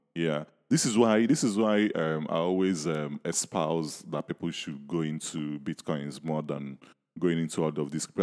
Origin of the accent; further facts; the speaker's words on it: Nigeria; when I was growing up in Ni-, in Nigeria